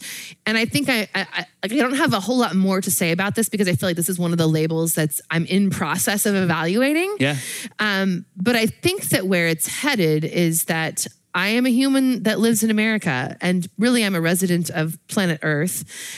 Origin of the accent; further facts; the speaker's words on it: California, United States; moved away as an adult; now in Washington, United States; I was born and raised in California.